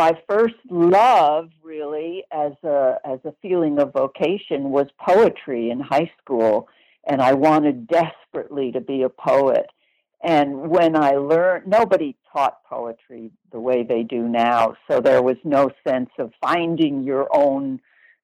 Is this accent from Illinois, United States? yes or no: no; New York, United States; moved away as an adult; also born or lived in Los Angeles; I lived near New York all my life